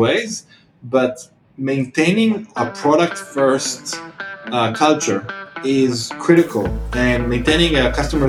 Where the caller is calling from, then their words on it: Tel Aviv, Tel Aviv District, Israel; I'm calling in from Tel Aviv, Israel